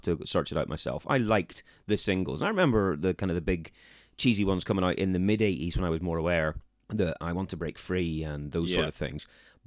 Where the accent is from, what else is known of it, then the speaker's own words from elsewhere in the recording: Ireland; moved away; I'm from the Ireland